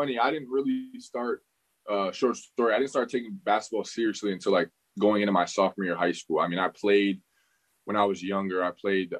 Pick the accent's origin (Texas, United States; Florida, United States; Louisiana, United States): Florida, United States; Pembroke Pines; No, actually I'm from South Florida. So I'm from Pembroke Pines, which is in South Florida. It's, it's by Fort Lauderdale, not too far from like Fort Lauderdale, all that area around there, but I'm from Pembroke Pines. So I was born and raised there until I was about like 8 or 9.